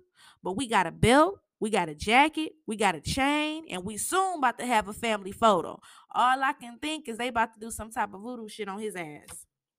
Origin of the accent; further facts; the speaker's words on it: Michigan, United States; that Michigan, you know, I'm from Michigan, Michigan breed.